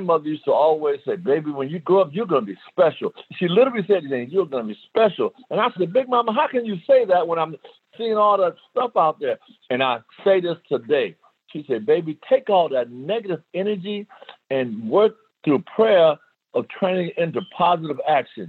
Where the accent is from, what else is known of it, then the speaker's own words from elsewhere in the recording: New York City, New York, United States; moved away as an adult; also born or lived in El Paso, Texas; growing up in the South Bronx in New York City